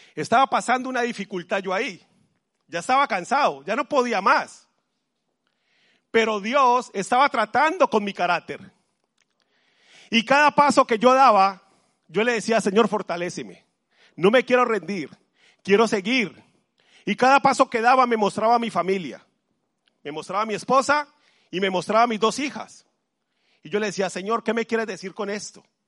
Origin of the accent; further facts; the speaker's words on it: Colombia; now in Madrid, Spain; Yo soy de Colombia